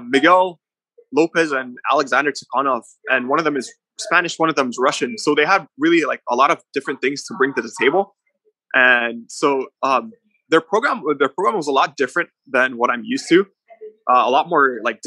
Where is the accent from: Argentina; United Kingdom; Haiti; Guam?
Guam; also born or lived in Polowat, Chuuk, Federated States of Micronesia; And I was born in Palawat, and I was raised on Guam.